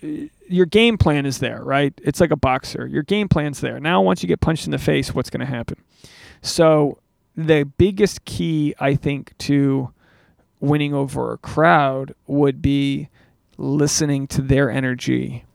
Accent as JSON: {"language": "English", "town": "Newport", "region": "Rhode Island", "country": "United States", "lives_now": "Los Angeles, United States", "said": "How far have I come from Newport, Rhode Island, this little fishing city in coastal New England, to a stand-up venue in Los Angeles, California"}